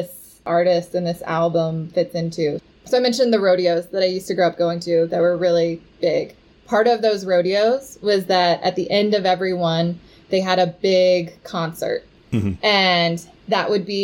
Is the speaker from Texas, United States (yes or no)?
yes; Houston, Texas, United States; I grew up in Houston, Texas, where there's actually the world's largest rodeo